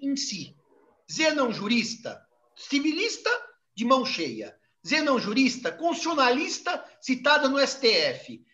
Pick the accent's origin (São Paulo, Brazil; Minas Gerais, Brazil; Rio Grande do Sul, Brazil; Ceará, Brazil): São Paulo, Brazil; Eu, infelizmente, não sou paraibano, sou paulistano